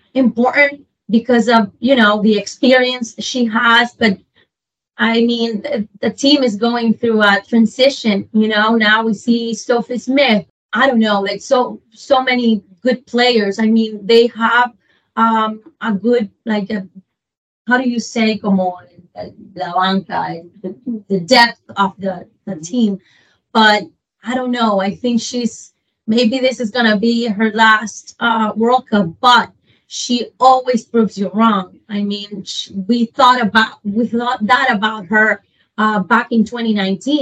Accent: Honduras; moved away; I'm from Honduras

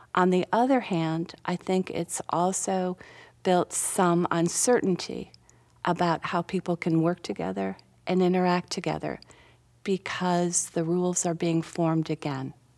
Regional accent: Minnetonka, Minnesota, United States; now in South Carolina, United States; I grew up in Minnetonka, Minnesota

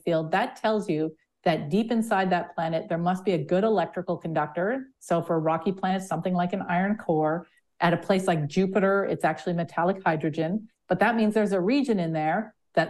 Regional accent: Sudbury, Ontario, Canada; I grew up in an impact crater. So about 1.8 billion years ago, a giant meteor hit the surface of the Earth in a town that's now called Sudbury

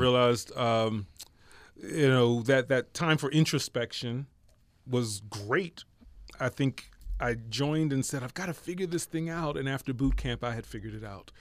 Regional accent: Philadelphia, Pennsylvania, United States; moved away as an adult; also born or lived in New York / Pearl Harbor; I'm originally from Philadelphia

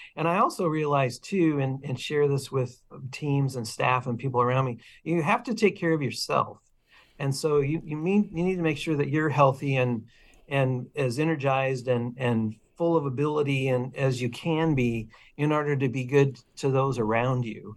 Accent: Illinois, United States; also born or lived in Portland, Oregon; now in Eugene, United States; I grew up in Illinois

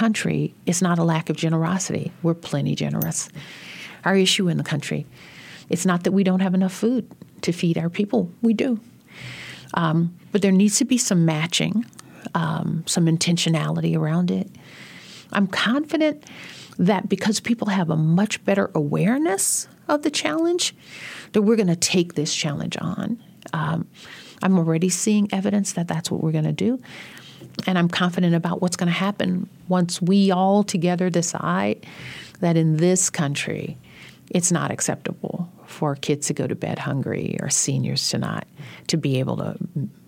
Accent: Louisiana, United States; I'm from Louisiana

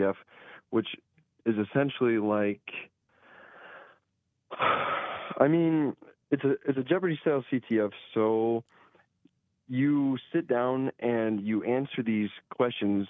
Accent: Fairburn, South Dakota, United States; I did grow up in Fairburn, South Dakota. It's a small town

